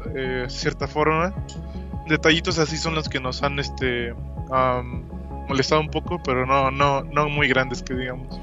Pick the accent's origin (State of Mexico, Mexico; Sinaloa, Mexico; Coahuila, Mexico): Coahuila, Mexico; Saltillo; mi ciudad natal, que es Saltillo, Coahuila